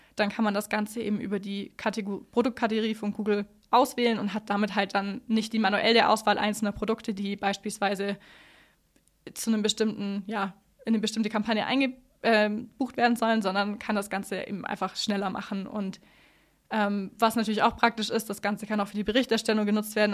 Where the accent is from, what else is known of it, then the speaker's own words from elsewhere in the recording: Allgäu, Bavaria, Germany; Ich bin im Allgäu aufgewachsen